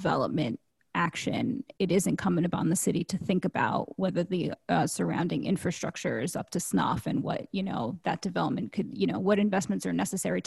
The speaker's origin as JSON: {"language": "English", "town": "New York City", "region": "New York", "country": "United States", "said": "I'm from Queens"}